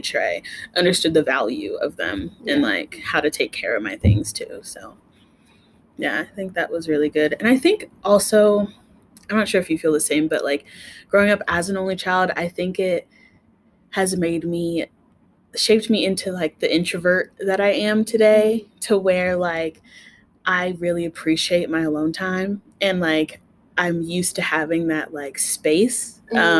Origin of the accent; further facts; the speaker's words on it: Reno, Nevada, United States; also born or lived in Carson City, Nevada; I am a native to Reno, and my small childhood, like maybe till I was about four, I grew up in Carson City, but then we moved down here and I've been down here like the rest of my life.